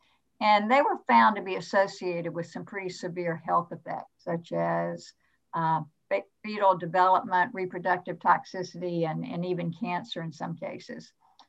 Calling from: Atlanta, Georgia, United States; Well, I'm dialing in from Atlanta, Georgia, which is my home base.

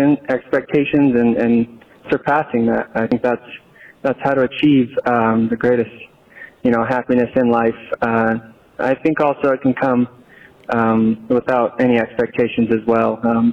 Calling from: Boise, Idaho, United States

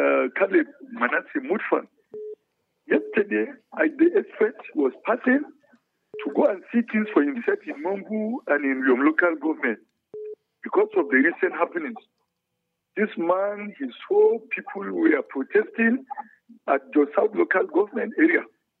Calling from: Bukuru, Plateau, Nigeria; I'm calling you from Bukuru Express.

